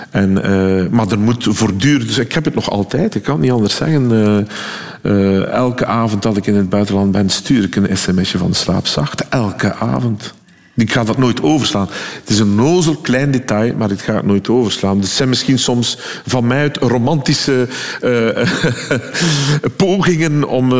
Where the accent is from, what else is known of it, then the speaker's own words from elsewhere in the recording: West Flanders, Belgium; accent: West Flemish; als West-Vlaming